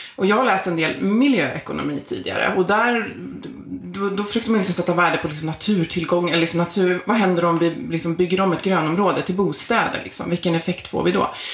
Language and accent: Swedish; outside Stockholm, Stockholm County, Sweden; also born or lived in Isle of Man; född och uppvuxen utanför Stockholm